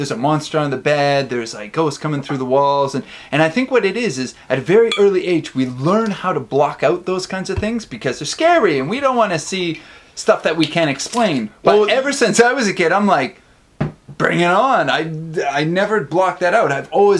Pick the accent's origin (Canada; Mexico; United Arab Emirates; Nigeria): Canada; now in Tokyo, Japan; when I came to Japan, there's a lot more ghosts in Japan, in Tokyo, rather, than my hometown. My hometown, there were a few, and in Tokyo, there are a lot.